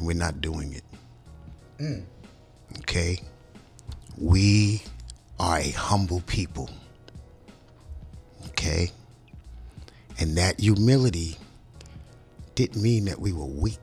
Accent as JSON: {"language": "English", "town": "New York City", "region": "New York", "country": "United States", "said": "I'm from Brooklyn"}